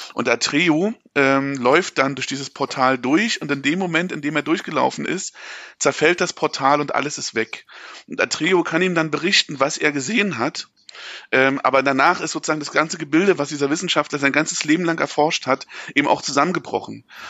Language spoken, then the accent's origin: German; East Germany, Germany; als Ostdeutscher